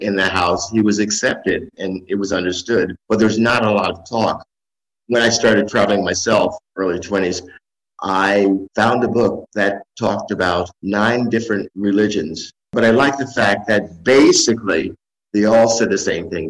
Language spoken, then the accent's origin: English; New York City, New York, United States; moved away as an adult; also born or lived in Bronx; now in Michigan, United States; I was born and raised in New York City, 150th Street between Aspen and Broadway